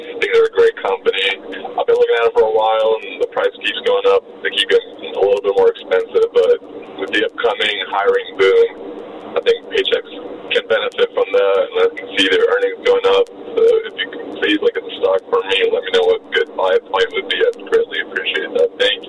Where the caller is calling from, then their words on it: United States; I'm calling from Washington.